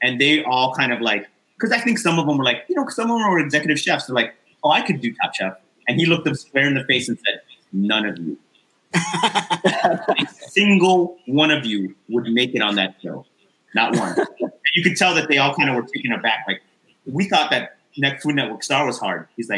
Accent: New York City, New York, United States; I grew up in New York City.

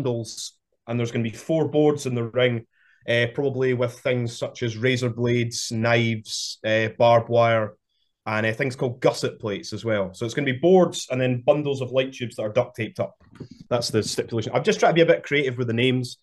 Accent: Kirkcaldy, Scotland, United Kingdom; I'm from Kirkcaldy

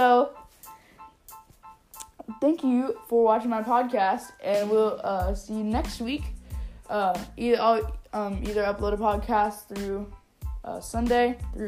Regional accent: Arkansas, United States; also born or lived in California; I moved from California to here to Arkansas in third grade

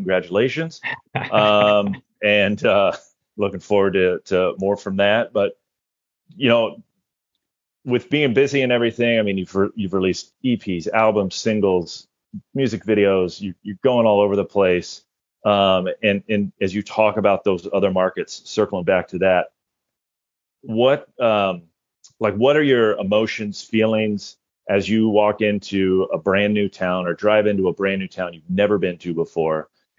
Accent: Indiana, United States; moved away as an adult; now in Minnesota, United States; People from my hometown in Indiana

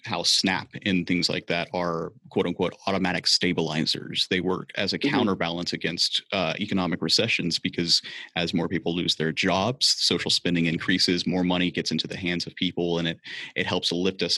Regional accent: the South, United States; I grew up in the South

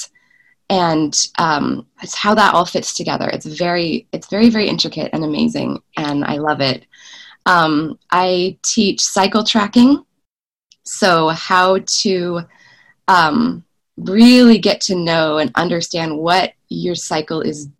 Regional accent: Willamette Valley, Oregon, United States; moved away as an adult; now in Davis, United States; I'm originally from Oregon, from the Willamette Valley, about 9 hours drive north of where I'm living currently

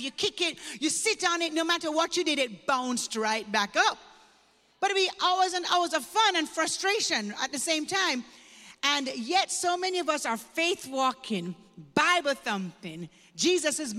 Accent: Kingston, Jamaica; moved away; I was born and raised in Jamaica, Kingston, Jamaica

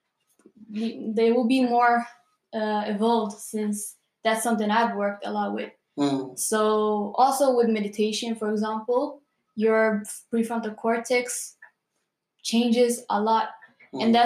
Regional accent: Gothenburg, Västra Götaland, Sweden; Currently living in Gothenburg, born and raised here

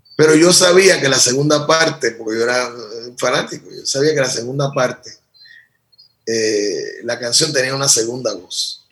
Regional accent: Puerto Rico; me crié, nací, me crié y vivo aquí

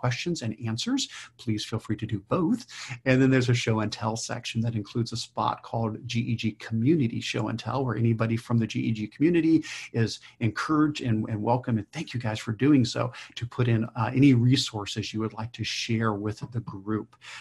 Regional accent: Ohio, United States; Stephanie and I are both from Ohio

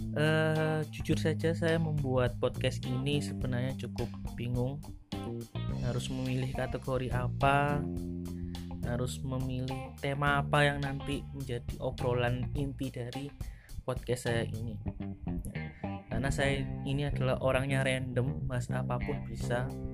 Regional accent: Indonesia; accent: medok; suara saya agak medok

